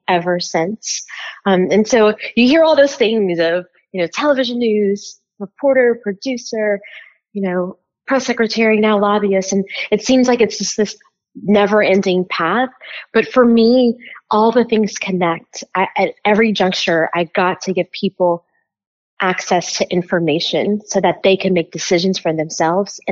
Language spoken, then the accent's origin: English; Lafayette, Louisiana, United States; moved away as an adult; also born or lived in South Carolina; I am a Louisiana girl through and through. I grew up in Lafayette